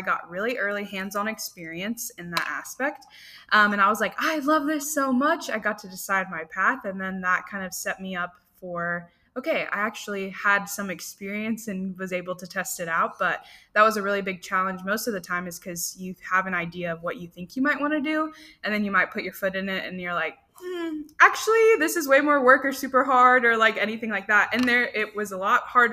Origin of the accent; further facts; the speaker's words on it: Frisco, Texas, United States; now in Denison, United States; we're originally from Frisco